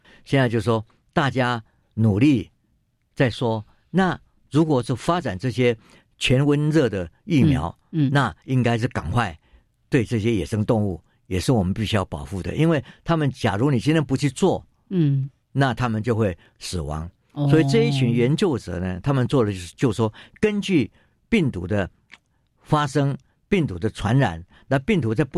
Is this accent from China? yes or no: no; Qishan, Kaohsiung, Taiwan; 我我我是岐山长大的，